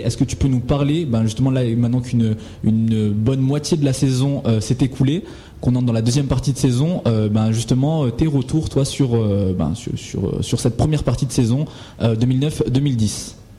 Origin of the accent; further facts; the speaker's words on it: Madagascar; je suis malgache